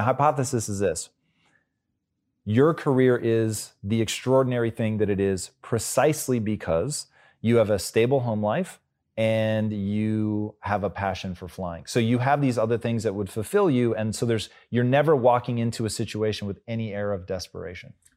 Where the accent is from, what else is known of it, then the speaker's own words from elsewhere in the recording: Tacoma, Washington, United States; I grew up in Tacoma